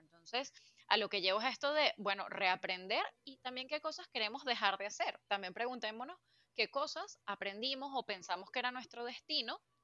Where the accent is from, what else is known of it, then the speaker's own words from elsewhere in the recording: Venezuela; moved away as an adult; also born or lived in United States; now in Spain; yo aprendí a hacer cosas cuando finalmente me fui de, de Venezuela para Estados Unidos